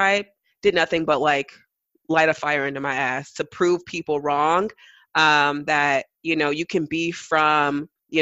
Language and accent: English; East Palo Alto, California, United States; I'm from East Palo Alto. But I went to some of the best schools in the Bay Area